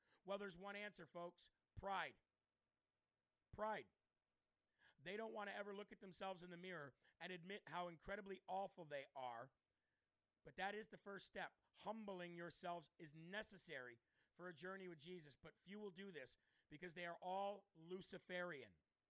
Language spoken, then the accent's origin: English; Rapid City, South Dakota, United States; I grew up in Rapid City.